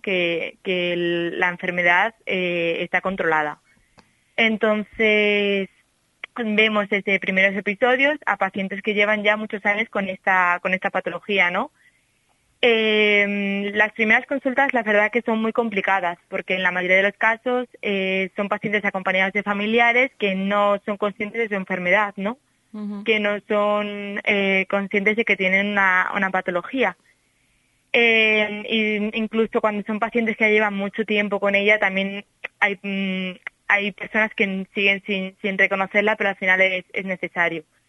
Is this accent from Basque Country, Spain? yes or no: no; Salamanca, Castile and León, Spain; accent: salmantino; moved away as an adult; now in Seville, Spain; yo mantengo mi acento salmantino